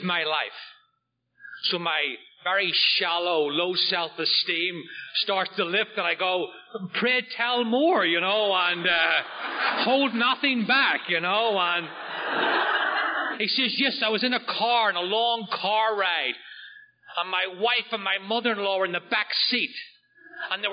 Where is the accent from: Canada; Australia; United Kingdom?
United Kingdom; just outside of Belfast, Northern Ireland; now in Oceanside, New York, United States; I'm from Northern Ireland. I grew up just outside of Belfast